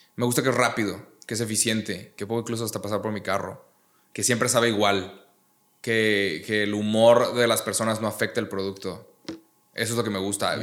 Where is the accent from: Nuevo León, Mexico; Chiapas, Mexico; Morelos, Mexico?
Nuevo León, Mexico; Monterrey; Yo soy de Monterrey